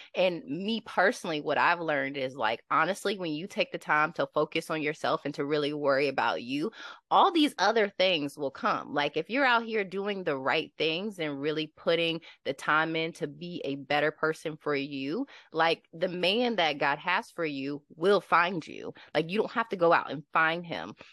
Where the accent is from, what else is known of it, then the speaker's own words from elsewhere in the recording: Lynchburg, Virginia, United States; I'm from Lynchburg